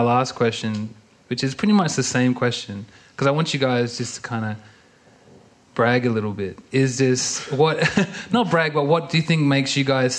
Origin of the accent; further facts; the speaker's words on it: Perth, Western Australia, Australia; I'm from Perth